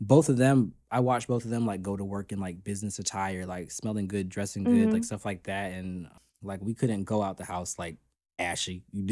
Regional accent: Florida, United States; I'm from Florida, so I've lived a little bit of everywhere. I've lived in a lot of cities in Florida because we moved around a lot for mm-hmm. My parents' work. But I consider myself a South Floridian

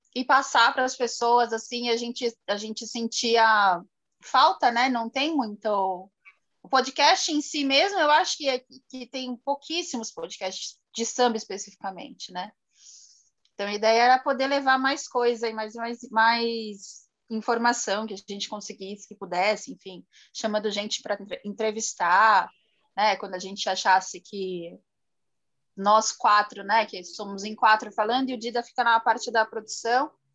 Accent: São Paulo, Brazil; a gente é de São Paulo

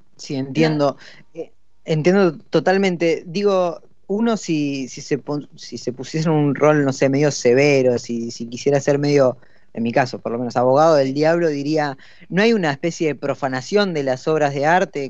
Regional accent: Buenos Aires Province, Argentina; los dos conductores somos del conurbano

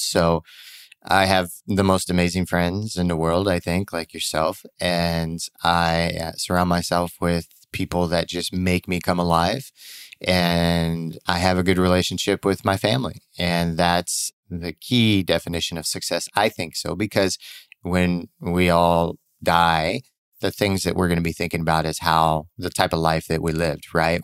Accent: Missouri, United States; moved away; growing up in Missouri

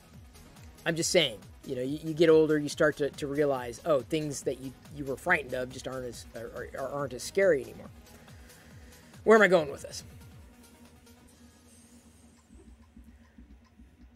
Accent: Midwest, United States; moved away; I grew up in the Midwest

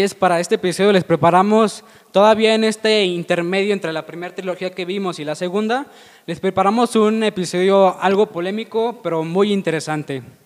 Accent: León, Guanajuato, Mexico; nosotros que somos de León, Guanajuato

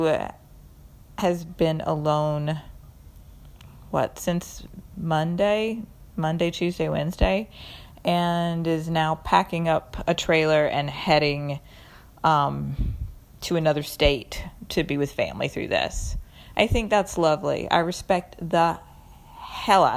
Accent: North Carolina, United States; also born or lived in San Francisco / Manhattan; now in New York, United States; I grew up in North Carolina. I moved to San Francisco, where I lived for 10 years, and I've been in Manhattan for almost 11.

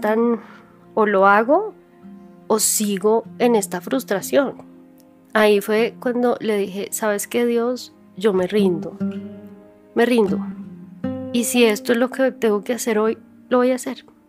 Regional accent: Bogotá, Colombia; Un barrio normal en Bogotá, clase media, o sea, vivíamos tranquilos

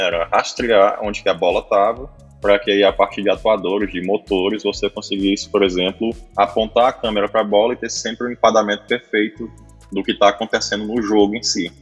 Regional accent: Piauí, Brazil; Sou do Piauí, falo diretamente aqui de Periperi, próximo a Teresina

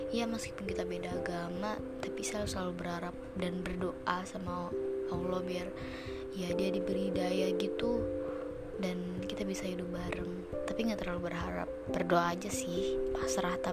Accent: Java, Indonesia; padahal gue orang Jawa lah itu lagi kan

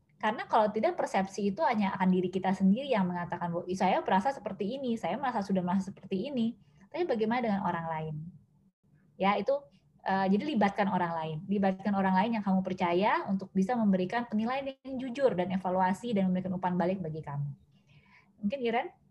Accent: Medan, North Sumatra, Indonesia; now in Jakarta, Indonesia; asal saya dari Medan, tapi kalau sekarang itu ngekos di Jakarta

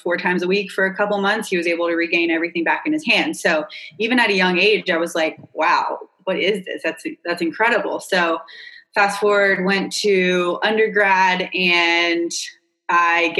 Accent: North Carolina, United States; moved away as an adult; also born or lived in California / Wrightsville Beach, North Carolina; now in Charleston, United States; I grew up in North Carolina

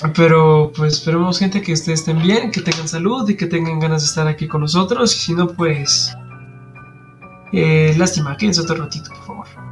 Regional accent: Mexico; como buen mexicano

